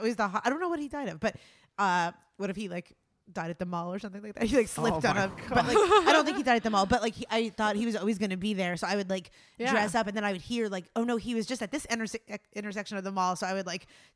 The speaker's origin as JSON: {"language": "English", "region": "Pennsylvania", "country": "United States", "tie": "born or raised there", "said": "I grew up in Pennsylvania and like the Wyoming Valley Mall was like the only thing."}